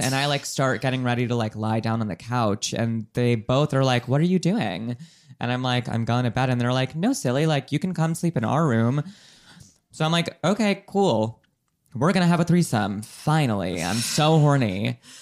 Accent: United States

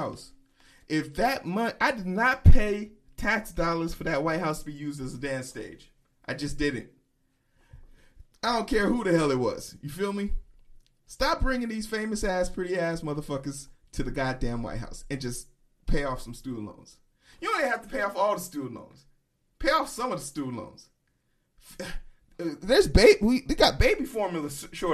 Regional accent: United States; I'm an American, so I only know one or two languages

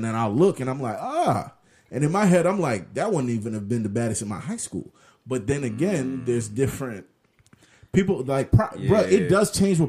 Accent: Orlando, Florida, United States; I grew up privileged. I'm in Orlando.

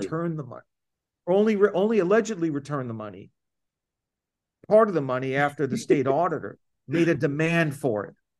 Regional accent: Florida, United States; My home state of Florida

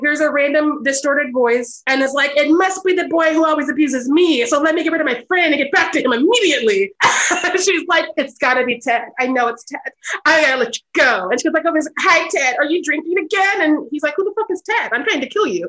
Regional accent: United States; I'm an American

